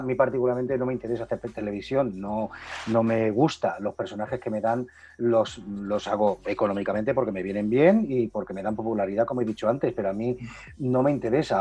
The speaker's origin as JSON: {"language": "Spanish", "region": "Castilla-La Mancha", "country": "Spain", "said": "Yo soy manchego, pero mi madre es murciana"}